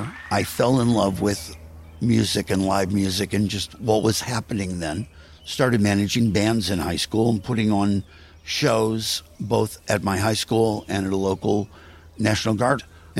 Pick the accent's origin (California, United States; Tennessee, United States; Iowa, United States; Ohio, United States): Ohio, United States; Shaker Heights; I grew up in Shaker Heights, Ohio, which is sort of the Scarsdale, New York of the Midwest.